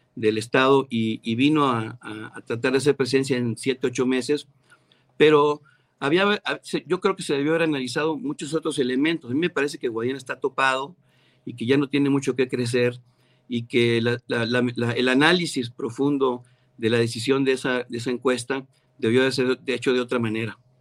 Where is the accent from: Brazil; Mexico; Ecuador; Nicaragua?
Mexico; Mexico City; moved away; also born or lived in Ciudad Acuña, Coahuila; yo nací en la Ciudad de México, Julio, estudié en la primaria en el CPP Stunam